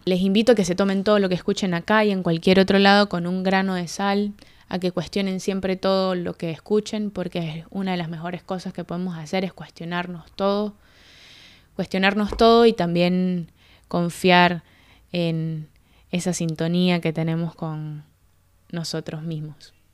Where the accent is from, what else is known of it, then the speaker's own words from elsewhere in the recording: Mérida, Venezuela; moved away as an adult; now in Buenos Aires, Argentina; Yo soy de Mérida, Venezuela, nací hace veintiséis años y tengo cinco años viviendo en Argentina.